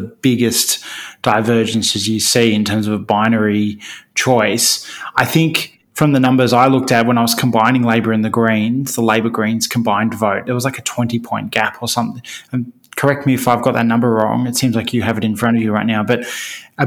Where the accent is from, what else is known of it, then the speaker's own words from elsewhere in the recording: Sydney, New South Wales, Australia; I lived in the outer suburbs and my kids growing up kind of in the middle suburbs of Sydney